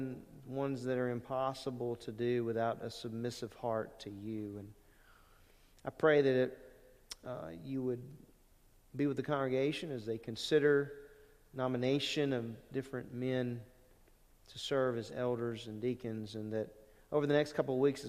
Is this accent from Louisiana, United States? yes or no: yes; Lake Charles, Louisiana, United States; moved away; when I was growing up in Louisiana, we had elders at Lake Charles Bible Church